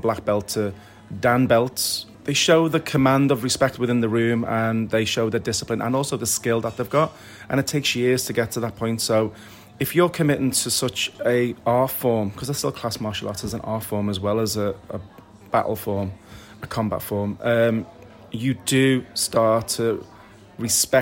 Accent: Liverpool, North West England, United Kingdom; also born or lived in London; she came back to Liverpool to the family, where I was raised in Norris Green

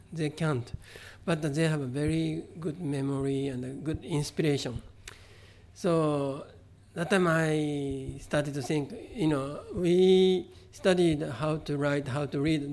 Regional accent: Kobe, Hyogo, Japan; first language Japanese; English is a second language; moved away; also born or lived in San Francisco; I grew up in Kobe

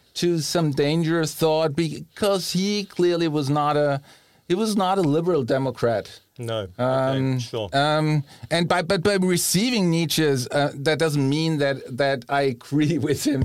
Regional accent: Germany; also born or lived in Bohemia; now in Rome, Italy; growing up in Germany

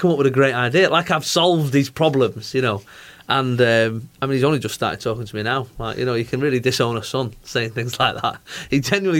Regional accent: Manchester, North West England, United Kingdom; I'm from Manchester

